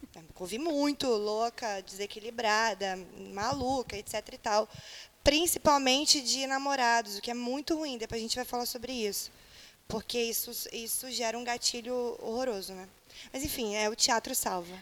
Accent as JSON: {"language": "Portuguese", "region": "interior of Paraná", "country": "Brazil", "moved": "as an adult", "lives_now": "Rio de Janeiro, Brazil", "said": "sou do interior do Paraná"}